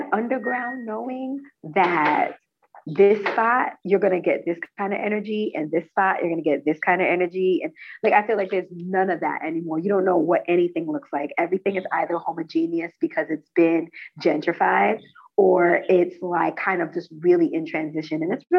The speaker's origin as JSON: {"language": "English", "town": "New York City", "region": "New York", "country": "United States", "tie": "born or raised there", "said": "Because I'm born and raised. I'm from... well, my story's long, but I was born in Bed-Stuy, lived in Crown Heights for a little bit, and then most of my life is in Flatbush."}